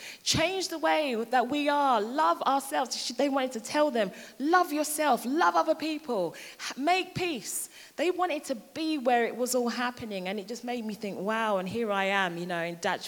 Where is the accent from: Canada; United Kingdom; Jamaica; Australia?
United Kingdom; London; moved away as an adult; now in Hertfordshire, United Kingdom; I'm from London and I've been in Hertfordshire now for about 13 years.